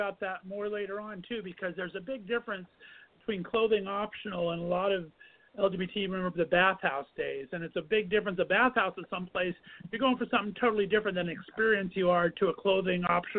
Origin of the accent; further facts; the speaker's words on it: Ontario, California, United States; moved away as an adult; also born or lived in Northeast Ohio; now in Ohio, United States; I'm actually in Northeast Ohio right now. I've been banished for the last 15 years, but I grew up in Southern California near Ontario.